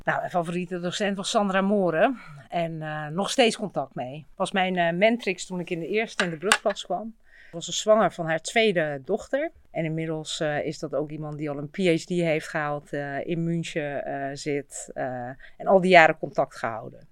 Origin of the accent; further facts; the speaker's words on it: Utrecht, Netherlands; ik ben hier eigenlijk opgegroeid op het Kroeselaan